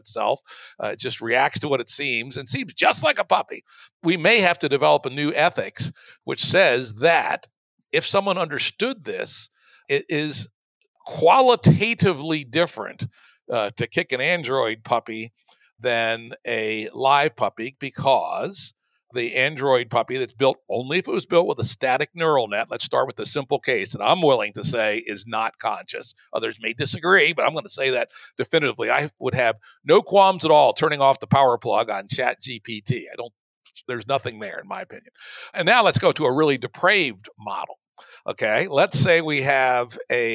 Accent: the South, Southern United States, United States; born or raised there; moved away as an adult; also born or lived in Bay Area

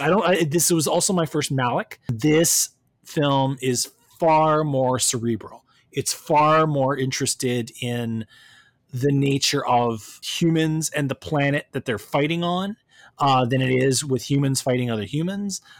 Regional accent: Canada; left me as a Canadian

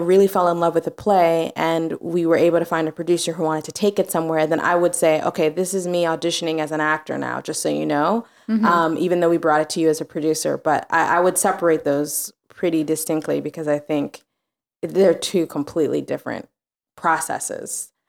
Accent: Louisiana, United States; now in New York, United States; He's from Georgia. I'm from Louisiana.

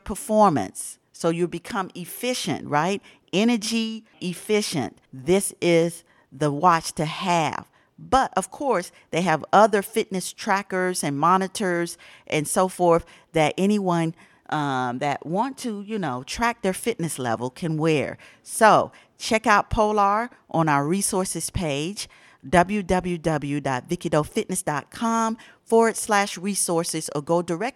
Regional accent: Atlanta, Georgia, United States; now in Ohio, United States; I'm in Ohio for a long time, but I was born and raised in Atlanta

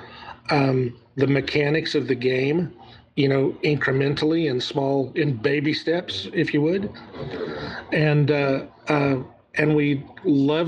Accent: Southern United States, United States; accent: Southern

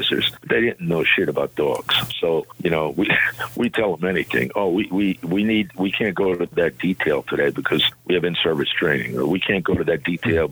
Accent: Newark, New Jersey, United States; also born or lived in Paterson, New Jersey; I was born in Newark, New Jersey

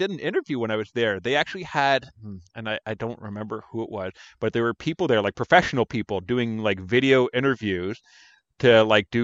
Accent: Canada; we're Canadian

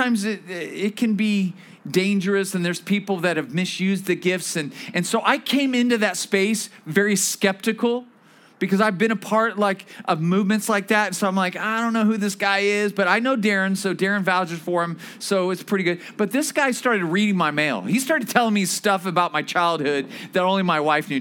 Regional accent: Bakersfield, California, United States; moved away as an adult; now in Thousand Oaks, United States; we're originally from Bakersfield

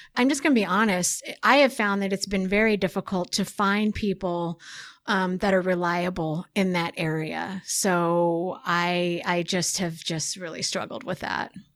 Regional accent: Oregon, United States; I'm from Oregon, so it's very beautiful uh, in Oregon

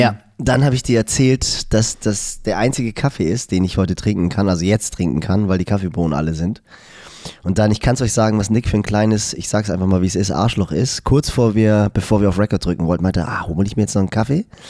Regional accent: Germany; ich bin ja im Norden von Hamburg aufgewachsen, im Hamburger Speckgürtel.

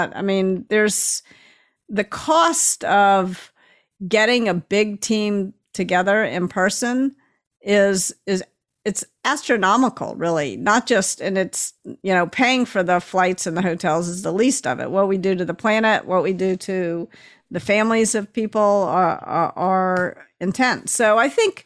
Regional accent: Memphis, Tennessee, United States; now in California, United States; I grew up in Memphis and I live in California

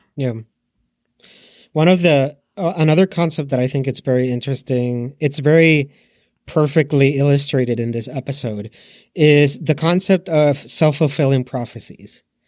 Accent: Puerto Rico; I'm from Puerto Rico.

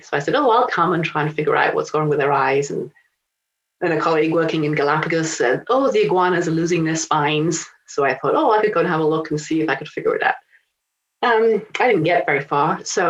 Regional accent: Rome, Lazio, Italy; also born or lived in England; I'm English. I actually grew up in Italy, and my father was working for the United Nations for the fisheries department at the FAO, Food and Agriculture Organization in Rome. So I grew up in Rome and then went to England at 18

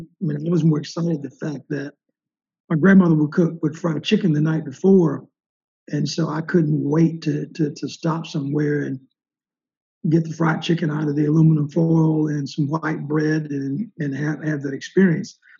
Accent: the South, United States; my family and other black people growing up in the South

